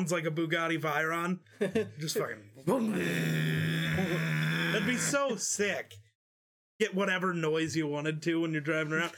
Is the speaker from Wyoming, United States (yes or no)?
yes; Wyoming, United States; We're from Wyoming